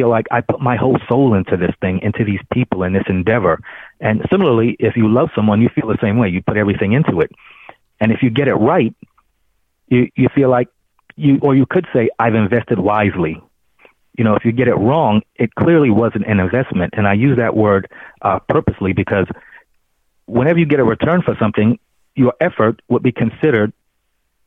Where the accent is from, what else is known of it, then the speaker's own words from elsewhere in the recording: New York City, New York, United States; I grew up in Brooklyn, New York, raised by a single parent